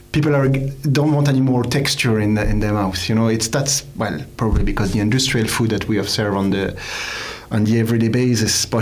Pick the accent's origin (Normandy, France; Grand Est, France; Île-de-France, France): Grand Est, France; Alsace; now in Ireland; I am from Alsace, importing our own Alsace wine